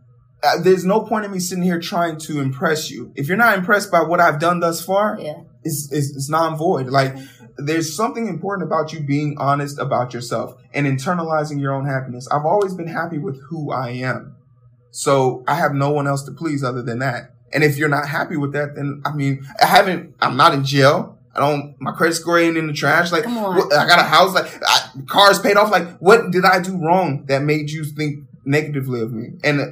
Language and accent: English; Nigeria; me being Nigerian was always something you knew about.